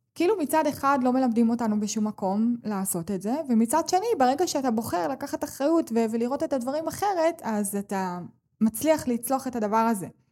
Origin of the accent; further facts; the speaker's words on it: Israel; אני בוחרת לחיות כאן ב, במדינת ישראל, ואני נולדתי כאן